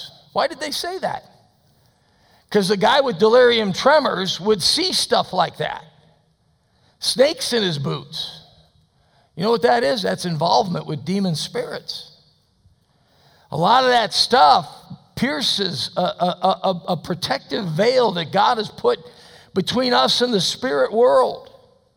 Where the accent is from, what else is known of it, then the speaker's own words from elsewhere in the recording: United States; as an American